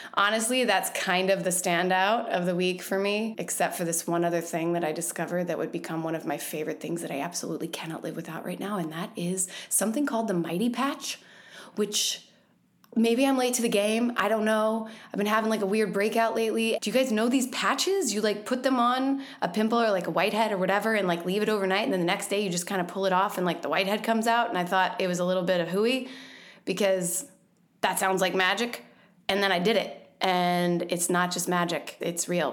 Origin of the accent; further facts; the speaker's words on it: Louisville, Kentucky, United States; moved away; I went home to my hometown, Louisville, Kentucky